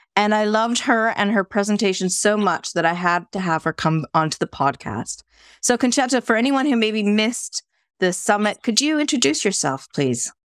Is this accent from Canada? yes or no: yes; Canada; now in North West England, United Kingdom; I'm Canadian living in the UK